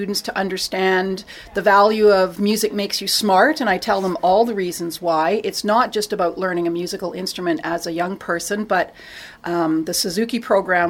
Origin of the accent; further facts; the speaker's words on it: Toronto, Ontario, Canada; I grew up in Toronto